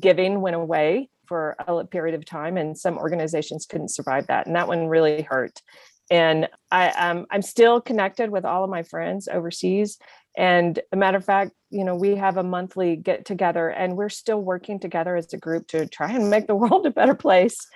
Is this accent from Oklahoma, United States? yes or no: yes; Oklahoma City, Oklahoma, United States; also born or lived in Lubbock, Texas; now in Santa Fe, United States; I was born in Lubbock, but I was raised most of the time in Oklahoma City.